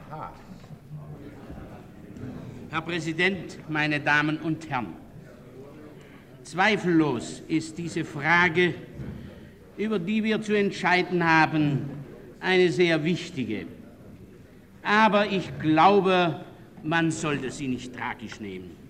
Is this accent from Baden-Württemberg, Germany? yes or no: yes; Baden-Württemberg, Germany; Das sage ich auch als Badener.